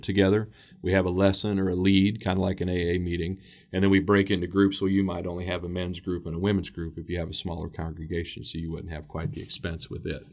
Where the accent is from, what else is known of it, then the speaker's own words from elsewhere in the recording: Xenia, Ohio, United States; We have First Church of Christ that's in my hometown of Xenia, Ohio